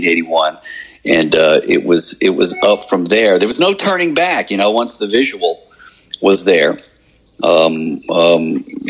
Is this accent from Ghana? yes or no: no; Alabama, United States; moved away; also born or lived in Mississippi / New York; I'm from Alabama